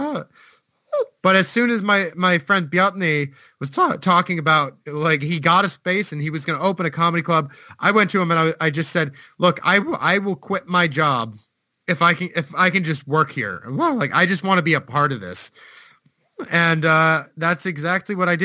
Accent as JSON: {"language": "English", "country": "United States", "moved": "as an adult", "lives_now": "Iceland"}